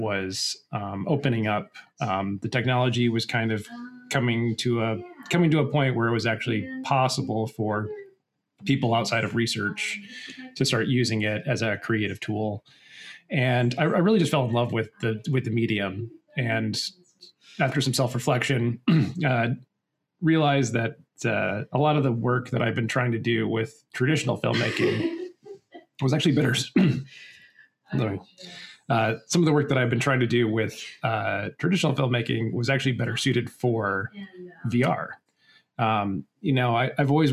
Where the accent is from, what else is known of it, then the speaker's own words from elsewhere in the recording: Michigan, United States; moved away; also born or lived in Colorado / Chicago; I'm from Michigan originally